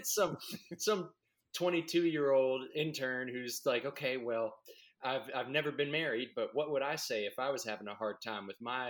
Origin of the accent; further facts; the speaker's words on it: Brazil; Right. Yeah. And I'm from Brazil.